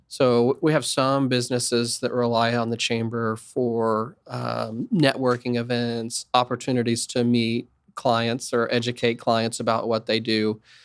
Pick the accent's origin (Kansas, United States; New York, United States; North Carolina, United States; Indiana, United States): Kansas, United States; Wichita; I'm from Wichita, it's an entrepreneurial community. Pizza Hut started here.